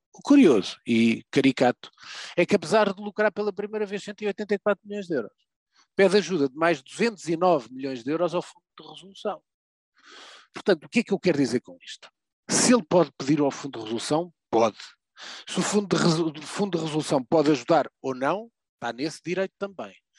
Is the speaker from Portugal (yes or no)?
yes; Portugal; Eu, enquanto português